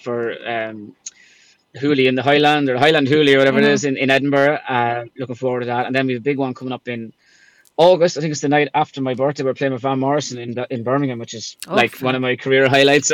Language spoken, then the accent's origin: English; Ireland; I was from Ireland